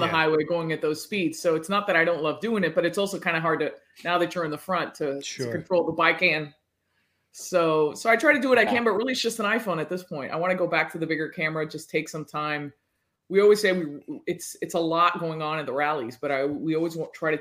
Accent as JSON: {"language": "English", "town": "Miami", "region": "Florida", "country": "United States", "tie": "born or raised there", "said": "I was born and raised in the States. Okay. in Miami, Florida"}